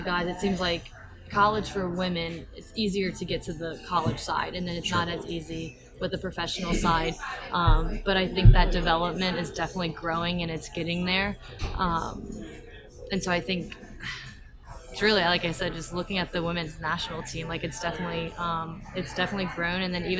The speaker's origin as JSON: {"language": "English", "region": "Louisiana", "country": "United States", "tie": "born or raised there", "said": "I grew up in Louisiana"}